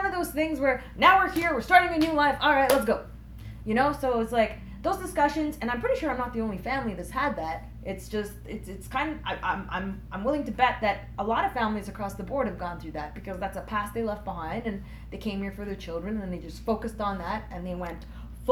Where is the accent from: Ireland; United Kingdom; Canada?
Canada; also born or lived in Germany; I'm from Canada, but if you're asking about where I'm born, I was born in Germany